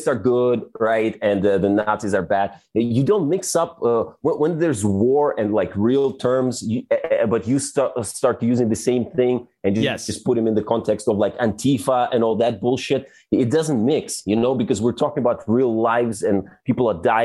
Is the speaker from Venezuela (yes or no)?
no; Belarus; moved away; also born or lived in China; As the Belarusian, I lived in China, and every time I said I'm from Belarus